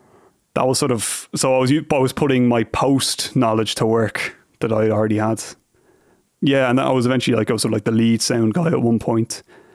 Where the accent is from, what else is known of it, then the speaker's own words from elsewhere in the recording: Ireland; now in United States; about working in the US for me is I find it quite easy to diffuse situations purely based on the novelty of being Irish.